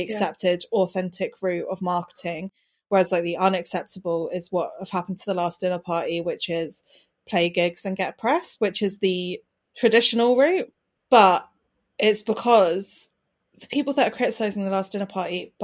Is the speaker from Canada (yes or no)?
no; Brighton, South East England, United Kingdom; I grew up in Brighton during indie sleaze